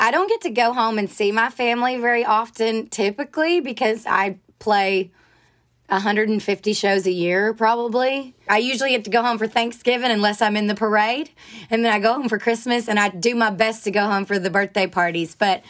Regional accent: Rossville, Georgia, United States; now in Nashville, United States; I grew up at the end of a dead end, backed up to these woods.

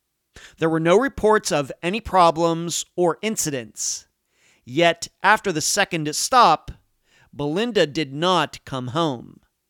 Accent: Leechburg, Pennsylvania, United States; this is Unfound. Going back to my earliest memories of growing up in Leechburg, Pennsylvania

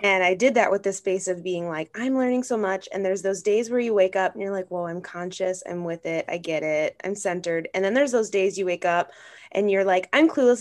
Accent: Grand Marais, Minnesota, United States; I am from Grand Marais, Minnesota, so like way up north

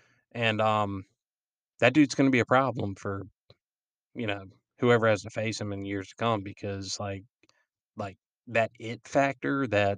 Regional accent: Florence, South Carolina, United States; I wear Columbia blue and gold, and I'm from South Florence

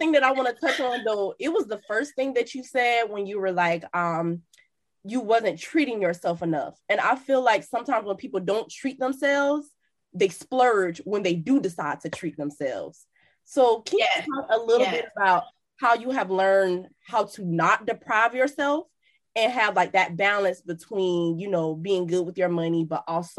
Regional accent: Miami, Florida, United States; So like you said, I'm from Miami. Miami is flashy.

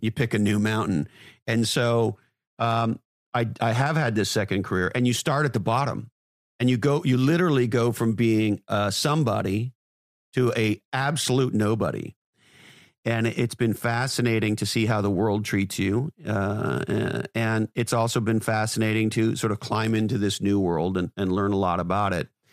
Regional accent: Montreal, Quebec, Canada; moved away as an adult; also born or lived in Toronto / Silicon Valley; now in Santa Cruz, United States; I grew up in Montreal, Canada

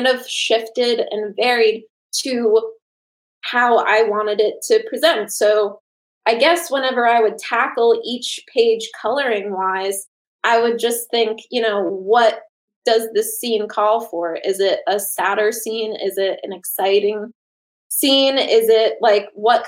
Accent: Northeast, United States; when I grew up in the Northeast

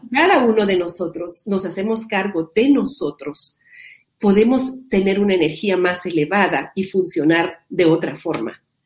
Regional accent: Guatemala; yo vivo en Guatemala, soy guatemalteca

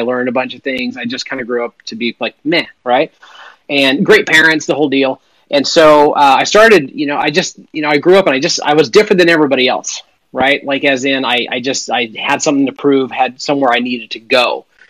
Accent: Western Montana, United States; I grew up in Western Montana

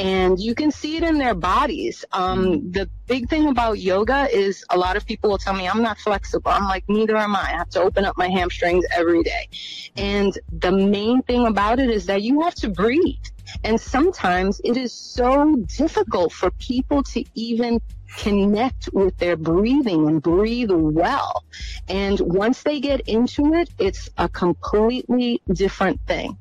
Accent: New York, United States; I'm from New York

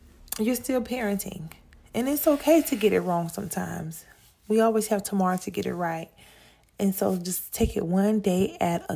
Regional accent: South Carolina, United States; I'm really from South Carolina

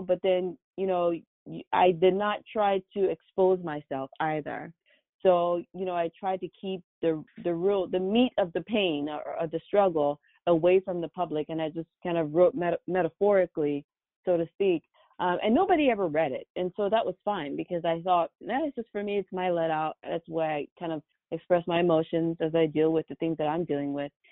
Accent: Douala, Littoral, Cameroon; moved away as an adult; now in United States; when I was growing up in Cameroon, I had no idea that I'll be here today, um, practicing medicine in the States

